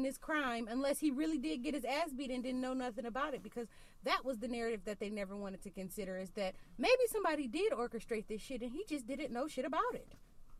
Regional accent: Baltimore, Maryland, United States; Because I'm from Baltimore and we still hurt by the 9/11 shit.

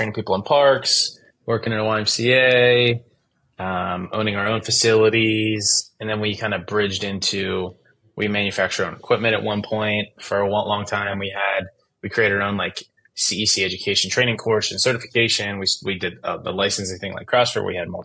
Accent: Western Pennsylvania, United States; I'm from Western Pennsylvania, where the first Friday night football game was ever played for high school

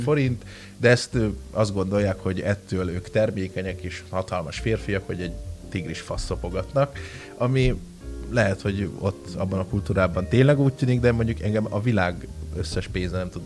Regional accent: Hungary; én oda mentem magyarként, mi nagyon fűszeresen, zsírosan eszünk

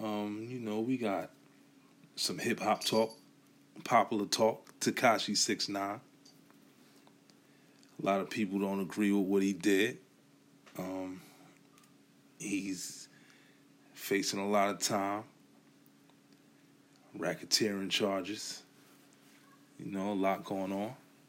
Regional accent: New York City, New York, United States; now in Philadelphia, United States; Everybody already know I'm from Brooklyn. You know, hail from Bushwick, Brooklyn. Living out here in Philadelphia, city of brotherly love.

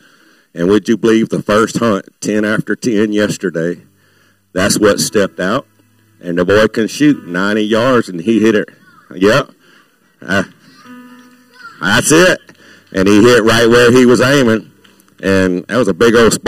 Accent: Baton Rouge, Louisiana, United States; I was raised in Baton Rouge

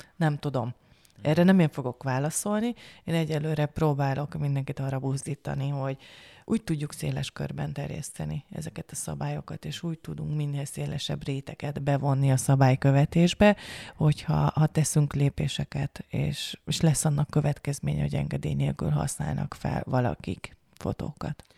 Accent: Hungary; én is magyar vagyok

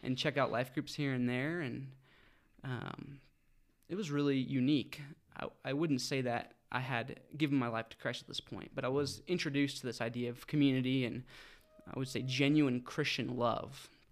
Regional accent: Fort Collins, Colorado, United States; also born or lived in Denver; grew up right here in Fort Collins, Loveland area.

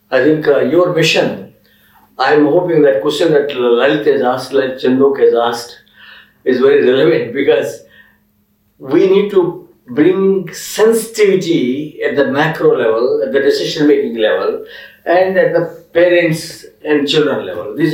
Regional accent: Andhra Pradesh, India; moved away; also born or lived in Delhi; that's my experiment going on last one year in uh, my village in Andhra.

